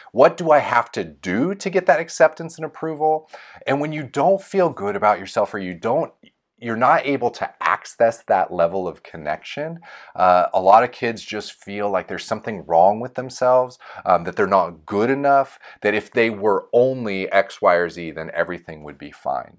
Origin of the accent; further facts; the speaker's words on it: Folsom, California, United States; my hometown of Folsom.